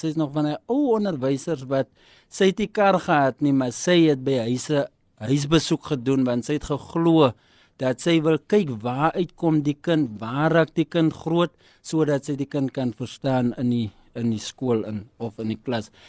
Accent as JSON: {"language": "Afrikaans", "town": "Kenhardt", "region": "Northern Cape", "country": "South Africa", "tie": "born or raised there", "moved": "yes", "said": "Ek is oorspronklik van Kenhardt, 'n klein dorpie daar in die Noord-Kaap, Stofstraatjie"}